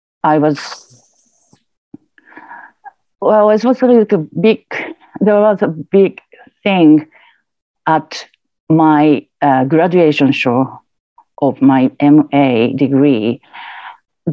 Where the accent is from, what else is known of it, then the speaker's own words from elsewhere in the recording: Japan; now in United Kingdom; I was born and bred in Japan. And then I moved to the UK